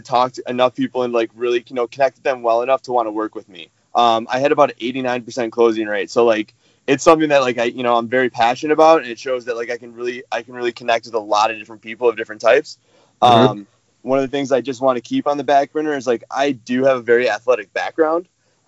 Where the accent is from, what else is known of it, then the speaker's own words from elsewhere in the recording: Chicago, Illinois, United States; now in Denver, United States; I'm 28 years old. I'm originally from Chicago, Illinois. I now live in Denver